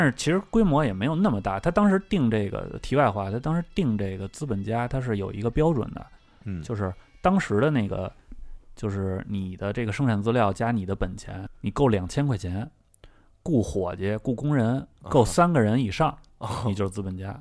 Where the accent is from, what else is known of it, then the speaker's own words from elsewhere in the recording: Beijing, China; 以前北京那个电烤羊肉串儿什么 嗯 的， 嗯 吐鲁番门口，那时候我小时候，我为什么对这特熟悉呢？